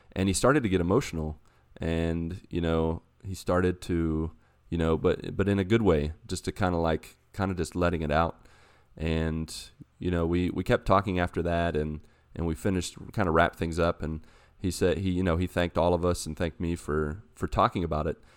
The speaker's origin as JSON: {"language": "English", "town": "Grafton", "region": "West Virginia", "country": "United States", "tie": "born or raised there", "moved": "yes", "said": "my hometown in this game and walk around West Virginia"}